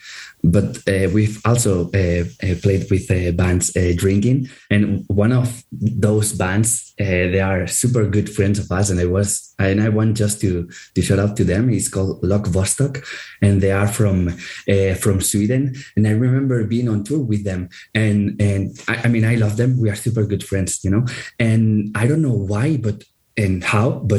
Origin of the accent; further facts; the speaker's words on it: Andorra; we are from Andorra, but we are like this Spanish, half of the band is Spanish